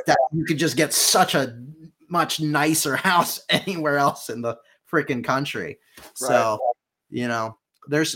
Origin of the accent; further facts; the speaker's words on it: Point Pleasant, New Jersey, United States; moved away as an adult; also born or lived in Lancaster, Pennsylvania / Orange County, California; we moved to New Jersey for a little while, Jersey Shore, Point Pleasant, New Jersey specifically